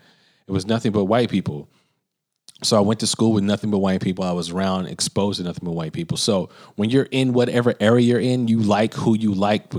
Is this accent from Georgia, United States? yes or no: no; Birmingham, Alabama, United States; where I grew up in Birmingham, I grew up on the other side of the tracks where I lived in a predominantly white area. I did not live in inner city Birmingham.